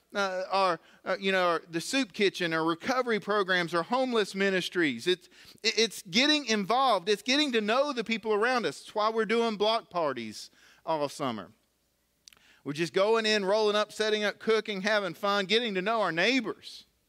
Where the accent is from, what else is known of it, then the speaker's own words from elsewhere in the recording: Galax, Virginia, United States; I grew up here in Galax